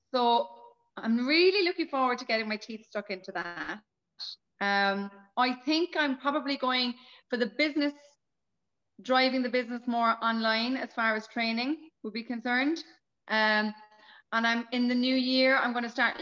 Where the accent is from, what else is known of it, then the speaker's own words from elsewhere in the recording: Cork, Munster, Ireland; I'm Cork City. I'm a Cork City girl.